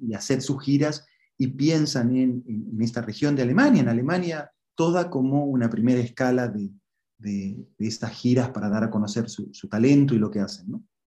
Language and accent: Spanish; Santiago del Estero, Argentina; also born or lived in Buenos Aires; now in Bonn, Germany; yo soy, de Santiago del Estero